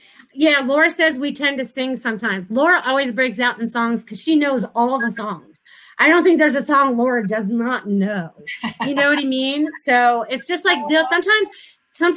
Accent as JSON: {"language": "English", "region": "New England", "country": "United States", "moved": "as an adult", "lives_now": "Florida, United States", "said": "I was from New England. I'd never really visited Florida, but I came here in 1994."}